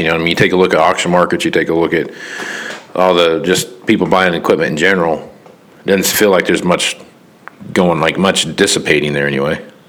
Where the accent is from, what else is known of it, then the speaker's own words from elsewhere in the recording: Kansas, United States; I'm from Kansas. You know, so I'm from the 316